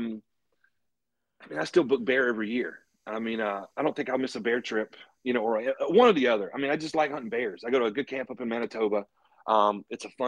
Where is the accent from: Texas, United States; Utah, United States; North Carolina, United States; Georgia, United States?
North Carolina, United States; now in Knoxville, Virginia, United States; I'm originally from North Carolina